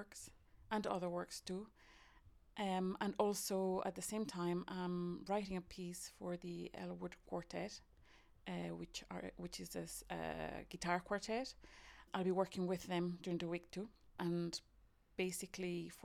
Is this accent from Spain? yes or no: yes; Spain; moved away as an adult; also born or lived in Ireland; now in Cork, Ireland; I'm originally from Spain, but I've been in Ireland for more than 20 years